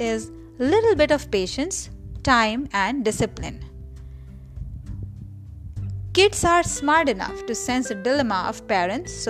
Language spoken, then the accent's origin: English; Kanpur, Uttar Pradesh, India; first language Marathi; English is a second language; moved away; also born or lived in Maharashtra; originally I'm from Maharashtra and I'm born and raised in Kanpur.